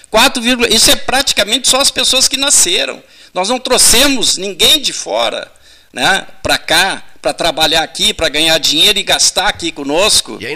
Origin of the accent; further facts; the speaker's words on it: Santo Ângelo, Rio Grande do Sul, Brazil; now in Pelotas, Brazil; Eu, quando era só de Santo Ângelo, eu tinha que dizer, eu sou de Santo Ângelo, no Rio Grande do Sul, lá na fronteira da Argentina